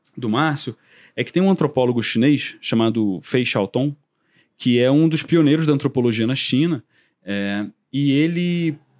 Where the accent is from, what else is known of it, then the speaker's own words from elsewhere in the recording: Brazil; a gente do Kung Fu, mesmo sendo brasileiro, mesmo sendo é, ocidental, mesmo não falando chinês